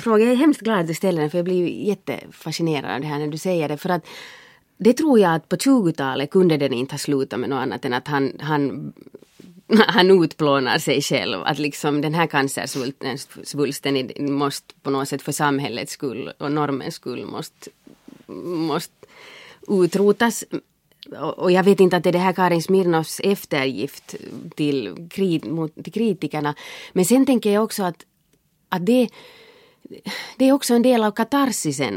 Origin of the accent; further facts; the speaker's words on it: Finland; jag är finlandssvensk